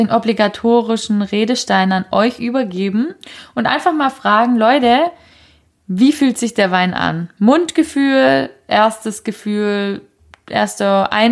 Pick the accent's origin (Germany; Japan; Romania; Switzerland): Germany; near Magdeburg, Saxony-Anhalt; now in Berlin, Germany; ursprünglich komme ich aus Sachsen-Anhalt, aus der Nähe von Magdeburg.